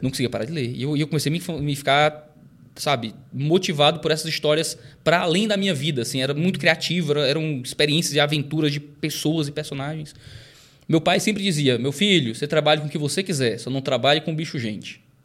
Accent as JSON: {"language": "Portuguese", "town": "Fortaleza", "region": "Ceará", "country": "Brazil", "tie": "born or raised there", "said": "Nasci e cresci em Fortaleza"}